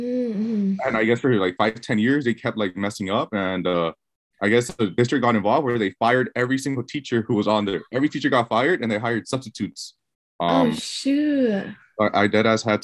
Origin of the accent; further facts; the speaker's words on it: Walnut Park, California, United States; also born or lived in Santa Barbara; I was born and raised in Walnut Park